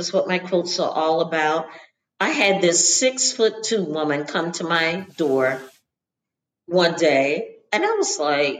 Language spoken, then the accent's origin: English; the South, United States; I mean, like my growing up in the South, and we certainly don't give out obituaries and pictures